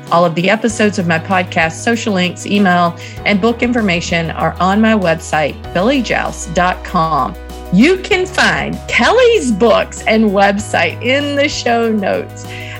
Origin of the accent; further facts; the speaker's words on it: the South, United States; accent: southern; my southern accent